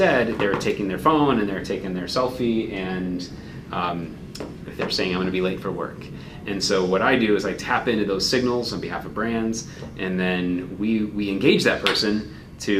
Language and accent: English; Chicago, Illinois, United States; I grew up in Chicago